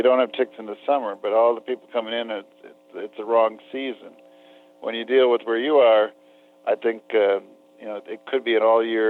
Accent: Minnesota, United States; also born or lived in Wisconsin; I grew up in Minnesota, not having heard about Lyme disease.

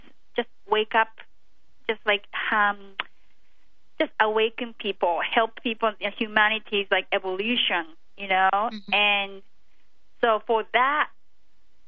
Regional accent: Japan; moved away; I came from Japan where it's, you know, the emotions are not considered to be like valued very well

